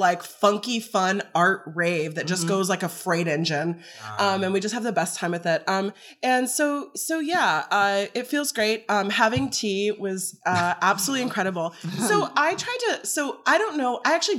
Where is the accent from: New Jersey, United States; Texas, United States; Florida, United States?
Texas, United States; We had two Floridians, two Texans, me and Arigato